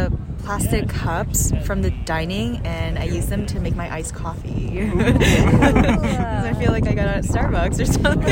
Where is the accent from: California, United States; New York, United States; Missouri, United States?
California, United States; Los Angeles; I'm from